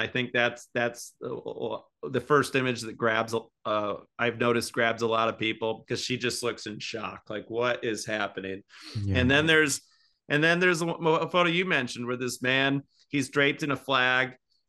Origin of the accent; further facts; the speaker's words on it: Seattle, Washington, United States; You know, I'm from Seattle